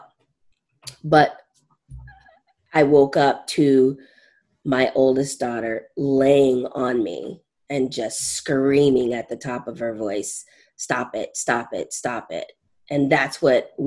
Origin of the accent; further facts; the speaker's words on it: Southern California, United States; moved away; also born or lived in Maine; I'm from Southern California.